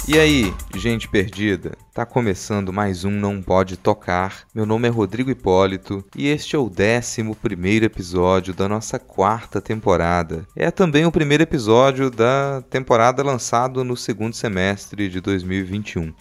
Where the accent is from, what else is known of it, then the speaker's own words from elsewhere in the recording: interior of Minas Gerais, Brazil; moved away as an adult; now in Vitória, Brazil; quando eu vim morar em Vitória, aqui no Espírito Santo. Eu vim do interior de Minas